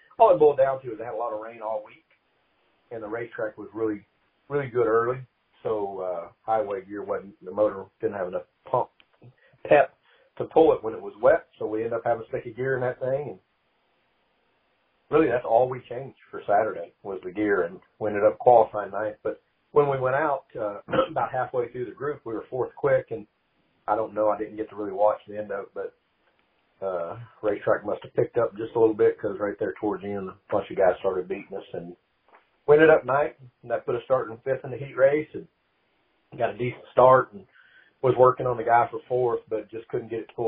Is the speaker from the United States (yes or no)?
yes; Oklahoma City, Oklahoma, United States; growing up in Oklahoma City